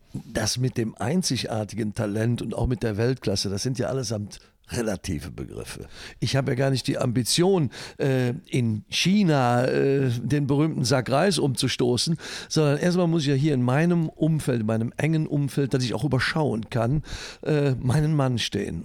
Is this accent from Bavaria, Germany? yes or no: no; Leverkusen, North Rhine-Westphalia, Germany; in meinem Geburtsort in Leverkusen-Schlebusch